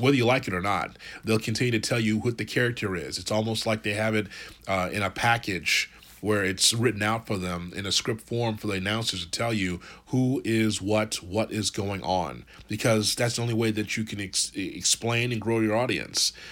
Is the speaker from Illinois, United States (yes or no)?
yes; Chicago, Illinois, United States; I'm from Chicago